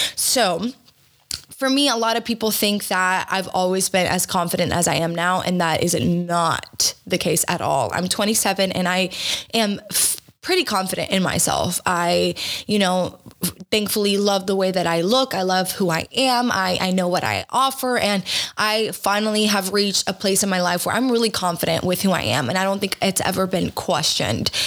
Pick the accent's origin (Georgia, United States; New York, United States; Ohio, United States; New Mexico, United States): Georgia, United States; I was raised in Georgia in a very uh, small town that was primarily white